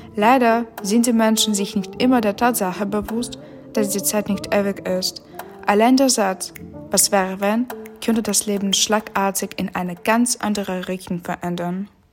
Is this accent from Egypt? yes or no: no; Ukraine; German is a second language; moved away as an adult; now in Berlin, Germany; seit Beginn des Kriegs in meiner Heimat